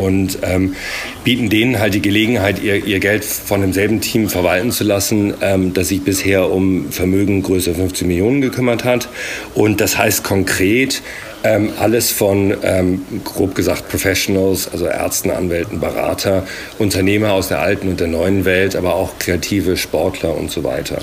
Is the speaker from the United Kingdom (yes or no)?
yes; England, United Kingdom; moved away as an adult; also born or lived in Germany / London; now in Berlin, Germany; ich bin in Deutschland geboren, aber in England aufgewachsen und bin jetzt seit äh, drei Jahren hier in Berlin